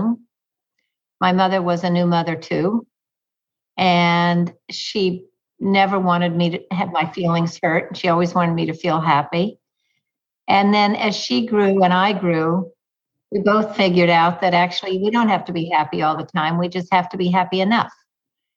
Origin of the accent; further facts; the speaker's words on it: Texas, United States; moved away as an adult; now in New York, United States; I grew up in Texas. And since my husband and I have moved to New York